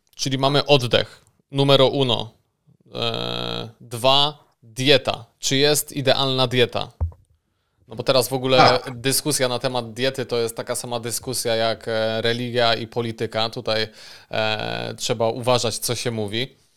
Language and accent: Polish; Bytom, Silesian Voivodeship, Poland; jestem z Bytomia